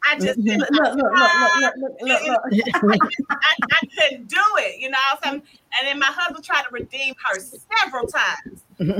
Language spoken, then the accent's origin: English; Decatur, United States; I was from Decatur.